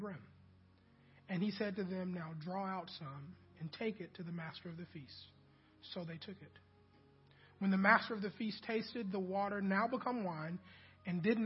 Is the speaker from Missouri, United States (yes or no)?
yes; Kansas City, Missouri, United States; also born or lived in Mobile, Alabama; now in Huntsville, United States; I grew up in Kansas City